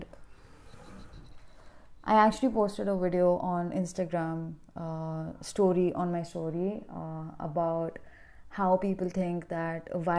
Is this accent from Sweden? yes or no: no; India; I'm from India